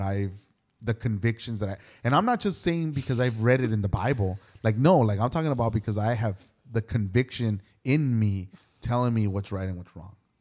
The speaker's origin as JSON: {"language": "English", "town": "Los Angeles", "region": "California", "country": "United States", "tie": "born or raised there", "said": "I grew up in Hollywood, and so I must have been. I think when we moved out of there, I was like thirteen or fourteen."}